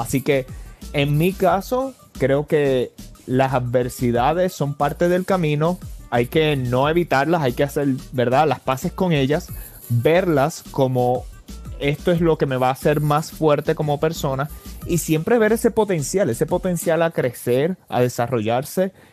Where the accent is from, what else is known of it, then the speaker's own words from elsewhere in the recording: Puerto Rico; now in Los Angeles, United States; Yo me mudé de Puerto Rico para Los Ángeles y eso pues de por sí ya crea ciertas adversidades y retos.